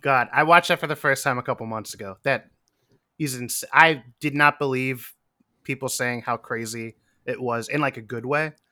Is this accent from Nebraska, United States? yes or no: no; Western Pennsylvania, United States; now in New York, United States; I'm from Western Pennsylvania, also like a 90 minute drive from Erie.